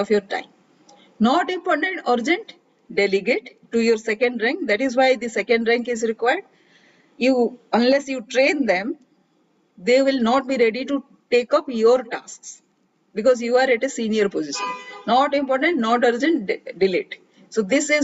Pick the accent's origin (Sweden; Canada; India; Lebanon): India; I am a lady from India